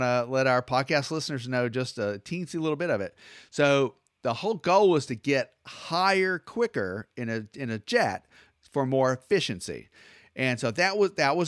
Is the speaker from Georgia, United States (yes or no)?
yes; Atlanta, Georgia, United States; I'm from Atlanta